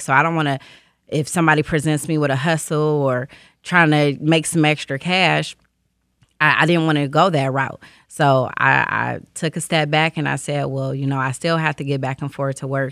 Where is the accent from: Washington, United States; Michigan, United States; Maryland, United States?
Michigan, United States; Detroit; I grew up on the east side of Detroit, um, East Warren area